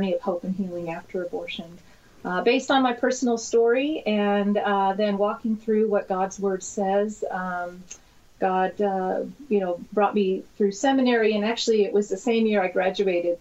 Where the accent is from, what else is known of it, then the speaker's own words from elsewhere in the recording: New York, United States; moved away as an adult; now in California, United States; I was born in New York, born and raised in New York